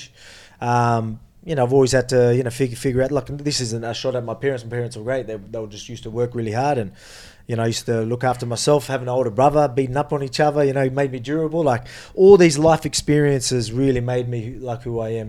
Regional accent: Brazil; moved away as an adult; I grew up in Brazil for like 19 years.

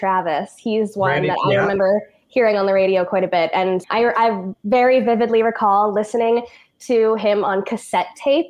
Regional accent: Elk Point, Alberta, Canada; moved away; I grew up in a really tiny town in northern Alberta called Elk Point. There's about 1,500 people that live there, probably less now.

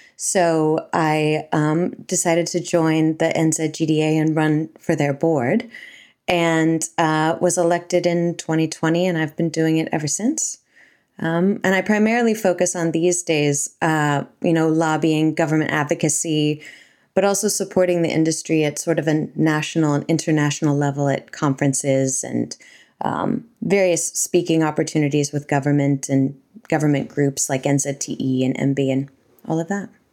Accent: United States; now in New Zealand; I'm from America

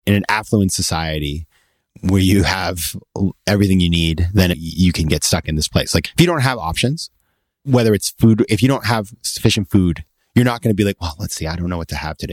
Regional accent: Maine, United States; my hometown in Maine

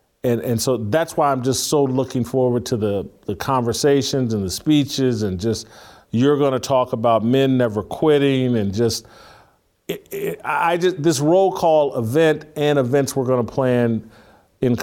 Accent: Indianapolis, Indiana, United States; also born or lived in Bloomington, Indiana; I grew up in Indiana

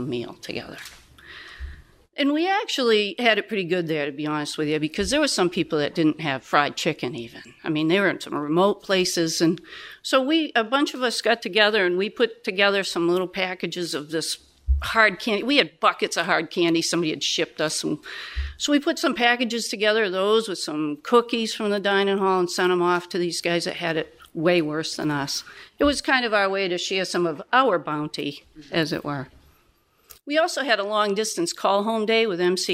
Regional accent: Maine, United States; I'm from Maine

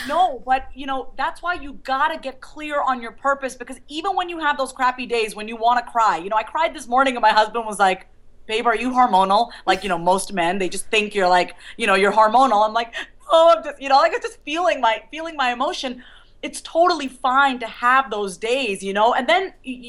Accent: New York, United States; now in Kansas, United States; I was born and raised in New York

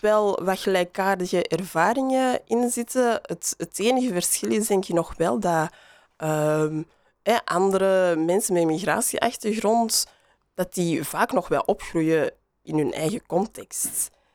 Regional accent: Antwerp, Flanders, Belgium; accent: Antwerps; ik kan mijn Antwerps accent niet meer verstoppen

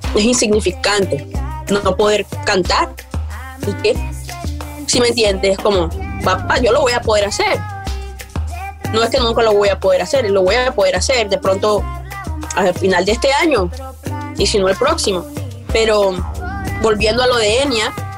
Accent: La Guajira, Colombia; also born or lived in Atlántico, Colombia; now in Canada; soy del Atlántico eh, y de la Guajira. Ya, me crié mitad y mitad y, eh, eh, entre las dos, como que iba a la escuela en Atlántico, pero me crié en la Guajira

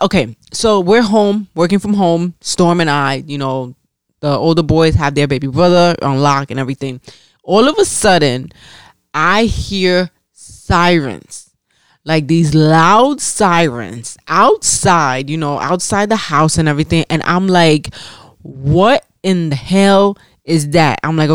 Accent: New York City, New York, United States; I'm from the Bronx

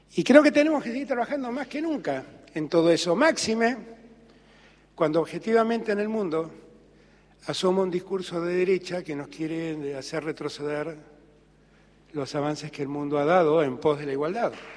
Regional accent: Argentina

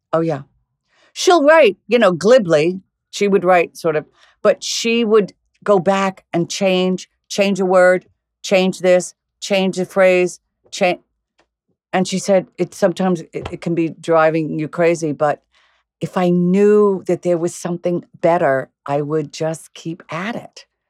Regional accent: Commack, New York, United States; also born or lived in Flushing, New York; I was born in Flushing, but I ended up basically, from four years old on, I was in Comac, Long Island

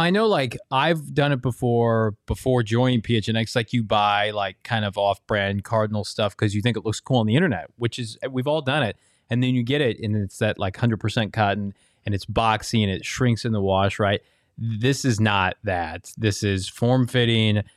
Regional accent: Ohio, United States; growing up in Ohio

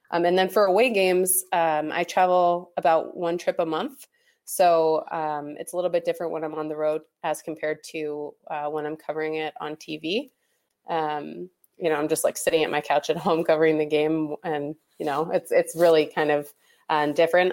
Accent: Pittsburgh, Pennsylvania, United States; I grew up in Pittsburgh

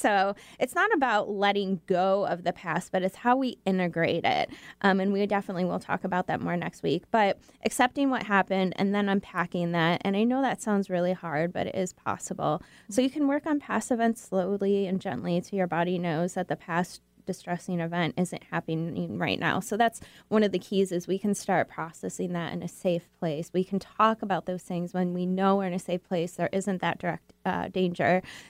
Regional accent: Michigan, United States; now in Seattle, United States; Well, I'm from Michigan, so.

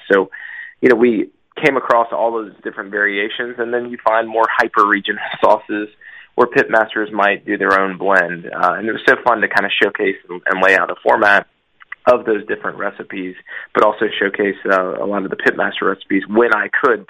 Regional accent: the South, United States; being born and raised in the South

